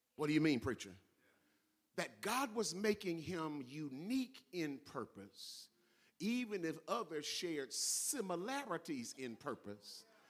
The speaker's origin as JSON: {"language": "English", "region": "California", "country": "United States", "said": "I'm from California and I don't live in Mississippi"}